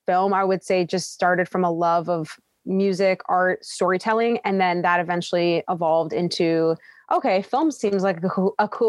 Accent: Toronto, Ontario, Canada; I was born in Scarborough, Ontario, which is in Toronto

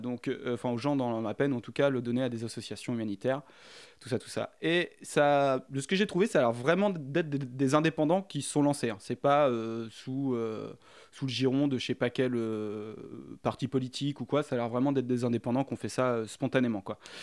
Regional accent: France; je suis français

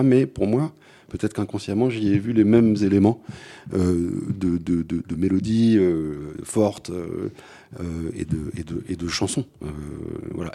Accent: London, United Kingdom; moved away; j'ai grandi en Angleterre, donc le, est dans les années, pendant les années 80 et à Londres

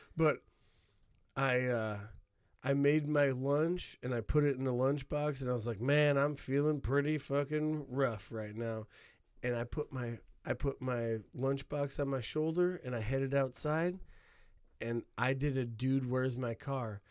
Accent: Northwest Indiana, United States; I'm from an hour outside of Chicago in Northwest Indiana.

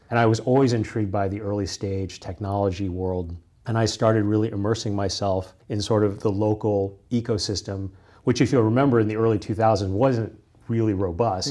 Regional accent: Kansas, United States; moved away; I grew up in the Midwest. I grew up in Kansas.

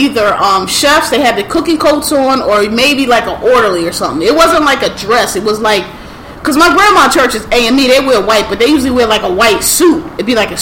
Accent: Philadelphia, Pennsylvania, United States; so I'm from Philly

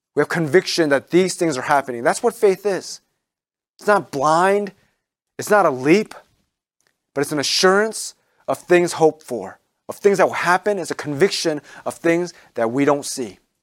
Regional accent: Maryland, United States; moved away as an adult; now in New England, United States; where I grew up in Maryland

